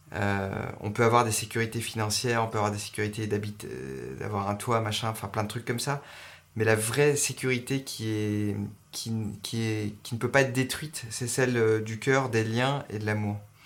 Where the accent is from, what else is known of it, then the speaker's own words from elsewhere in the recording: Montpellier, Occitania, France; also born or lived in Paris; j'ai passé mon enfance à Montpellier